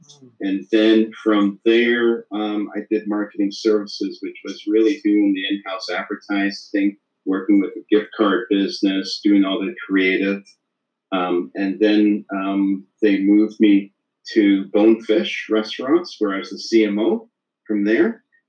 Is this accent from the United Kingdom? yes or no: yes; Leeds, Yorkshire and the Humber, United Kingdom; now in Canada; Leeds, England.